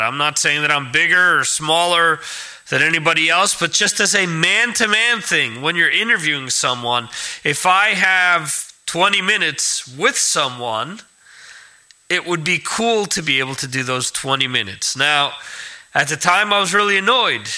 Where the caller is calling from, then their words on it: Spain; I'm calling from Spain